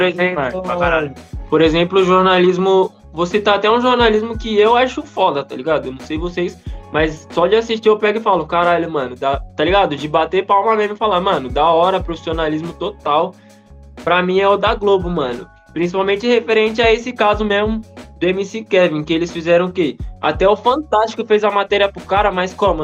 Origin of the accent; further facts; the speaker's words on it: Brazil; eu sou brasileiro